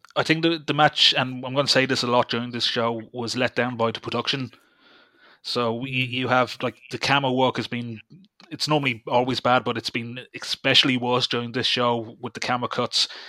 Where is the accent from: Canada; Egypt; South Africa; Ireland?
Ireland; Dublin, Leinster; I'm from Dublin